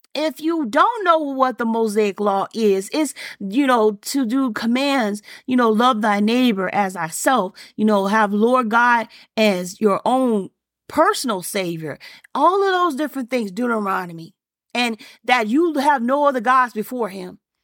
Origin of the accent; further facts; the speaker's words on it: Alabama, United States; me growing up in Alabama and Bama, as we saw, we say it